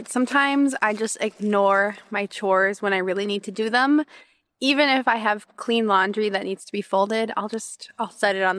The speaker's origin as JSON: {"language": "English", "country": "United States", "tie": "born or raised there", "said": "So I grew up in the United States"}